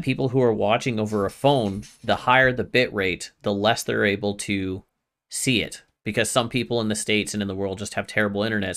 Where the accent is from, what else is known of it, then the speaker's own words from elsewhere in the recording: Canada; as a Canadian